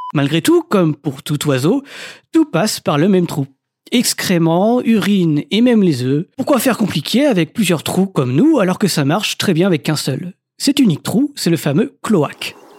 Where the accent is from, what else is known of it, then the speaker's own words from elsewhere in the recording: France; chez nous en France métropolitaine